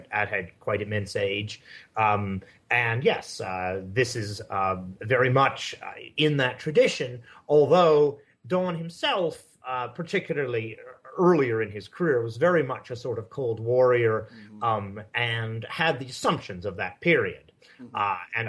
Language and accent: English; Japan; I guess the most interesting thing about me is that I grew up in Japan.